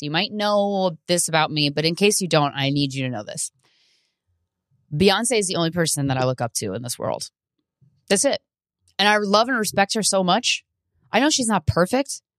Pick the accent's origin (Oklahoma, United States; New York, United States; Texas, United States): New York, United States; New York City; I'm a New Yorker